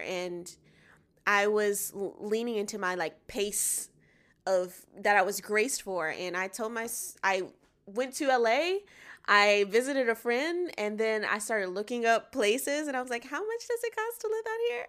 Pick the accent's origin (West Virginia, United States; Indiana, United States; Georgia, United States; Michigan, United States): Georgia, United States; Atlanta; now in Los Angeles, United States; I'm from Atlanta, Georgia. I live in L A now